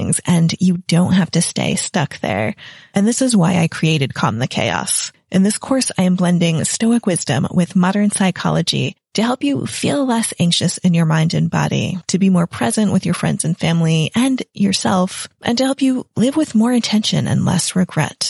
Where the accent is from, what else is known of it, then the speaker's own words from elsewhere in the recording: United States; moved away as an adult; now in England; I'm an American in England